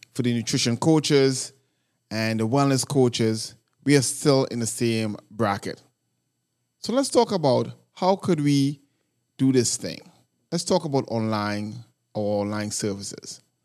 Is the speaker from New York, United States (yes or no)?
yes; New York City, New York, United States; I am from New York City